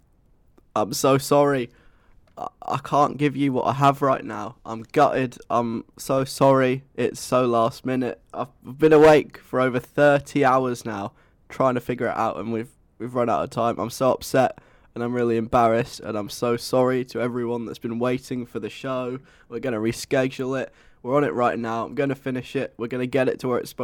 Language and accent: English; England, United Kingdom; I'm English